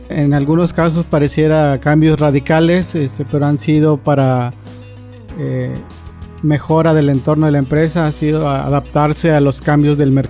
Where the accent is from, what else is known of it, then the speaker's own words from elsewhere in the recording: Monterrey, Nuevo León, Mexico; yo vengo de la ciudad de Monterrey